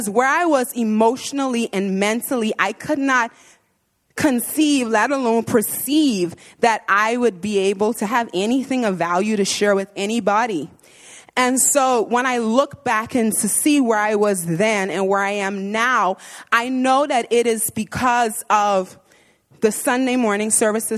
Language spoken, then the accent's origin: English; Bahamas; moved away as an adult; I'm from the Bahamas, and so I come from an all-black church